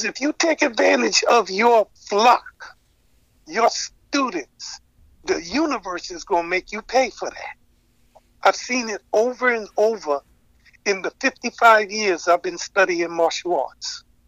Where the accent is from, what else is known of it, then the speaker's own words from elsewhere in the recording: New York City, New York, United States; also born or lived in Lincolndale, New York; growing up in Harlem